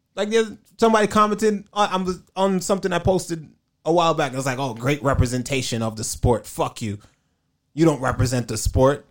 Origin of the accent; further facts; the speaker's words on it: New York, United States; I'm from New York